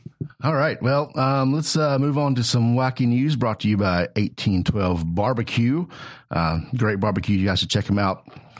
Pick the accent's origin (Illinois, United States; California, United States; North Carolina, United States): North Carolina, United States; Mooresville; I grew up in Mooresville.